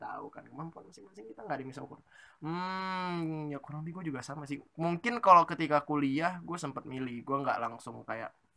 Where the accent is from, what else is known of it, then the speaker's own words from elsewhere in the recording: Pekanbaru, Riau, Indonesia; moved away; gua itu SMP-nya di Pekanbaru Riau bagi nggak tahu Pekanbaru Riau itu ada di Sumatera